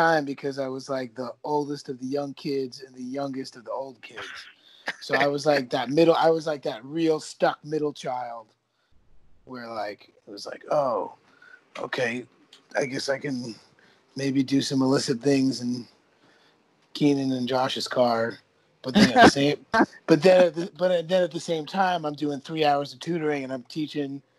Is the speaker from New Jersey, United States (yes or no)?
yes; New Jersey, United States; I'm from New Jersey